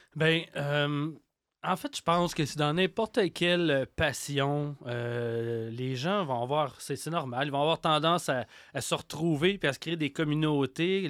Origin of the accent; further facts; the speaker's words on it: Quebec, Canada; accent: Québécois; mon accent québécois